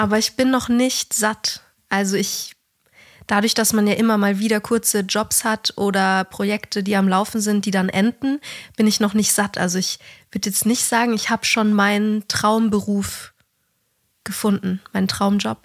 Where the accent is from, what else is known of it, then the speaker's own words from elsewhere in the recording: Bavaria, Germany; da, wo ich herkomme und, und du eigentlich auch so, Bayern hat eigentlich fast jede Familie oder auch in meiner Klasse war, fast jeder hatte ein Haus